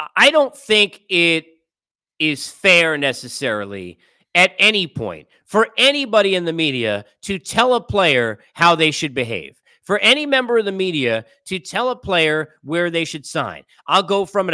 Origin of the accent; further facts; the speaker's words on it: New York, United States; growing up in New York, being a Met fan